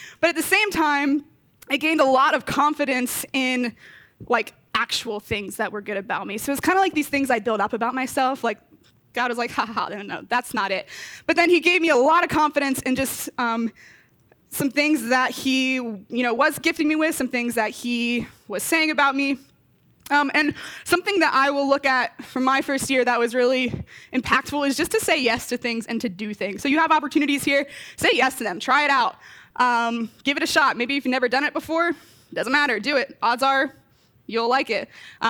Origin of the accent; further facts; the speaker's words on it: Delaware, United States; moved away as an adult; now in Ohio, United States; I really love Delaware, so I'm not just from Delaware, but I love it. And it was really hard for me actually to leave Delaware and come out and be an Ohio resident.